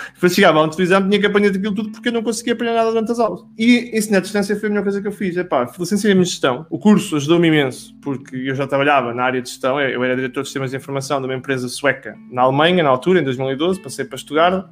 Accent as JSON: {"language": "Portuguese", "country": "Portugal", "tie": "born or raised there", "also_born_or_lived": "Braga / Germany", "moved": "as an adult", "lives_now": "Netherlands", "said": "eu sou natural de fã, tem 3 mil pessoas"}